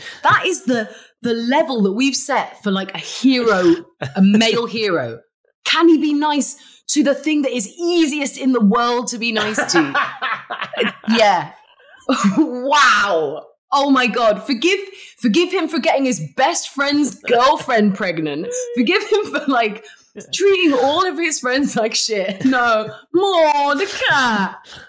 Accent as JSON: {"language": "English", "country": "Malaysia", "said": "Like I say, I'm Malaysian."}